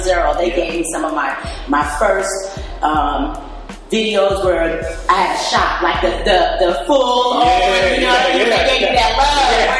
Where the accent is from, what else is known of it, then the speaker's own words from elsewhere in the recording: Los Angeles, California, United States; I'm a city girl of LA.